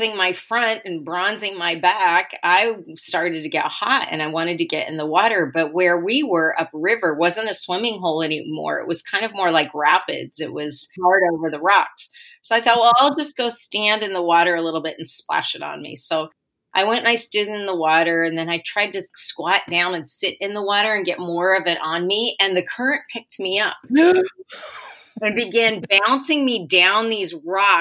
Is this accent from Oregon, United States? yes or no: yes; Portland, Oregon, United States; I grew up in Portland, and there's a part of Sovies Island in Portland